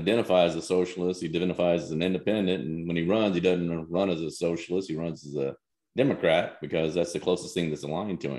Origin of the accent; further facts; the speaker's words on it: Picayune, Mississippi, United States; moved away; also born or lived in Memphis, Tennessee / Seattle; I was born in Memphis, Tennessee, and I baptized and raised in Picayune, Mississippi.